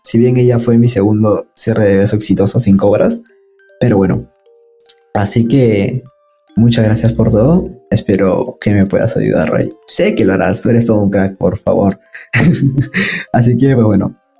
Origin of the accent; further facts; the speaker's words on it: Peru; de Perú